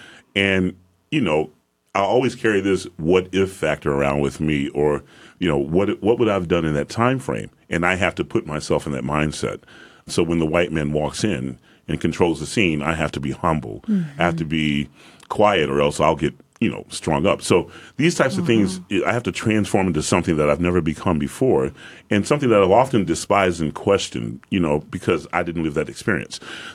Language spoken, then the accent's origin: English; Atlanta, Georgia, United States; being that I'm from Atlanta, Georgia, and I'm post-civil rights, whenever that might have been, I was born in 1969.